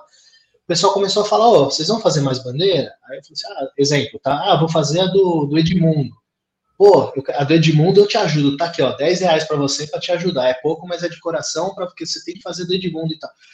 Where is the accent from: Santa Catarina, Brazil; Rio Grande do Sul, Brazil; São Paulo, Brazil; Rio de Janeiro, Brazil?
São Paulo, Brazil; Santo André; Sou de Santo André